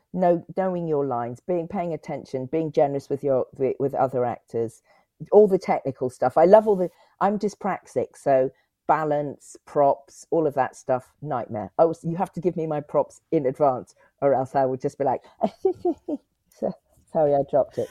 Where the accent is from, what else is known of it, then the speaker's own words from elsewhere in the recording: Cotswolds, South West England, United Kingdom; also born or lived in Clifton, Bristol / Whitchurch, Bristol / Leeds; I grew up in the Cotswold